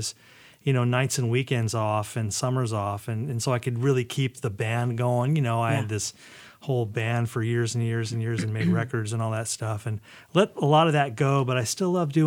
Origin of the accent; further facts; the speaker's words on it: Ventura, California, United States; also born or lived in New Jersey; I was born in New Jersey, and I was 4 when my parents moved out here. So I grew up in Ventura, California